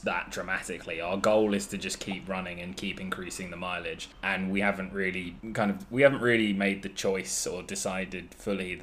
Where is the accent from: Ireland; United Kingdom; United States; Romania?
United Kingdom; England; us English men